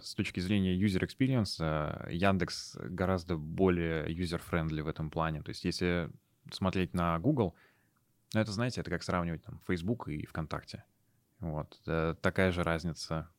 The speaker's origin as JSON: {"language": "Russian", "region": "Moscow", "country": "Russia", "tie": "born or raised there", "moved": "as an adult", "lives_now": "Kazan, Russia", "said": "я родился и вырос в Москве, до 18 лет я жил там и закончил гимназию 1534"}